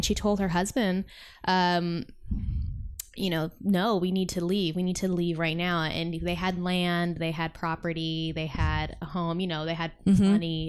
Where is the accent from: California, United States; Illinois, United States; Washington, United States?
California, United States; Sacramento; I grew up up north in like Sacramento.